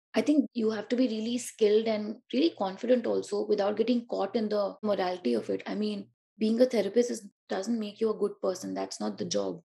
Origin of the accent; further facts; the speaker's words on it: Delhi, India; also born or lived in Uttar Pradesh; I come from Delhi and like UP, but let's see, basically Delhi.